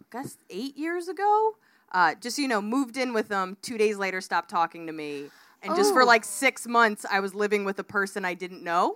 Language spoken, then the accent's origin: English; United States